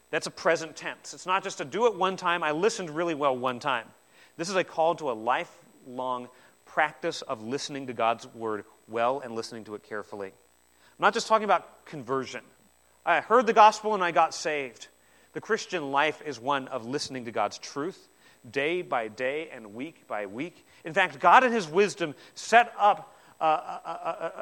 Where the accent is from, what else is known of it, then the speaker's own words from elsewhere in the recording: New Zealand; I'm from New Zealand as well